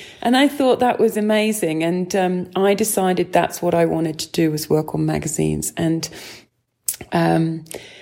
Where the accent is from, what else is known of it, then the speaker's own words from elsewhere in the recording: East Sussex, South East England, United Kingdom; I'm from East Sussex, and, I grew up riding in the, across the South Downs